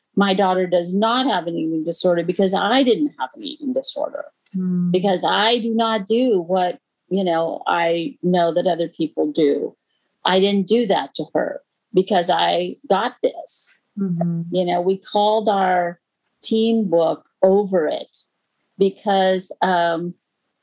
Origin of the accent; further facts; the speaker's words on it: United States; I'm American